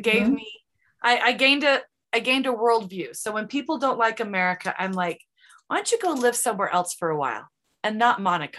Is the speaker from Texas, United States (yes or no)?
no; Provo, Utah, United States; first language English; also born or lived in Mexico; growing up where I grew up in Provo